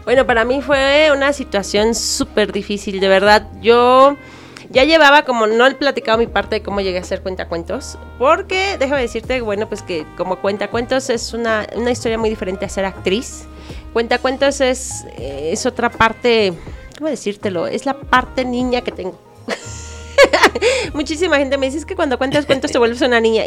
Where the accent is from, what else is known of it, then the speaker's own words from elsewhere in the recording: Querétaro, Mexico; Yo soy queretana